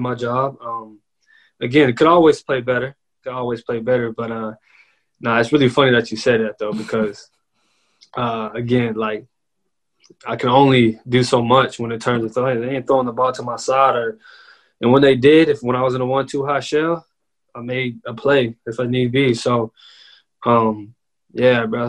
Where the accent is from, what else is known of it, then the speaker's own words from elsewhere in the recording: Dallas, Texas, United States; also born or lived in Cibolo, Texas; I was born in Dallas before I transitioned to Cibolo.